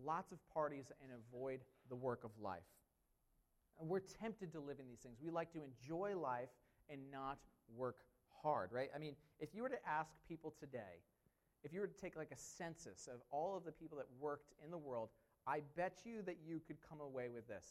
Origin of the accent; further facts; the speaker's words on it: United States; I'm an American